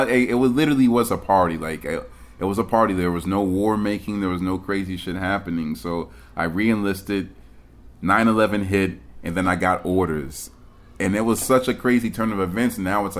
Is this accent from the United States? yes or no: no; Germany; born there; I was born in Germany, and my pops was in the Air Force.